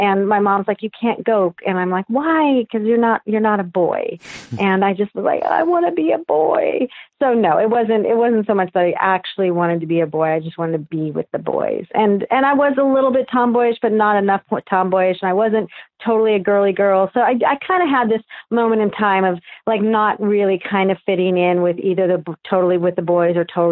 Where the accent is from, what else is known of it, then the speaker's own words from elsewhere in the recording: Newport Beach, California, United States; also born or lived in Austin, Texas; I was born at Hoag Hospital here in Newport Beach, California, and I currently live in Newport Beach, California